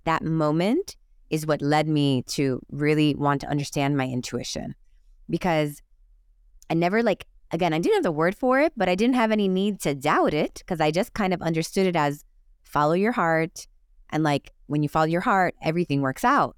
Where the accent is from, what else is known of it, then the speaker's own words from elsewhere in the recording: Miami, Florida, United States; moved away as an adult; also born or lived in Los Angeles; I grew up in Miami just like you, the Catholic Cuban parents.